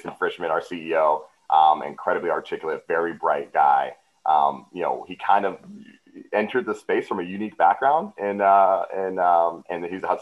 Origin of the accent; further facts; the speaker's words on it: Los Angeles, California, United States; also born or lived in Ann Arbor, Michigan; born and raised in Los Angeles and Orange County.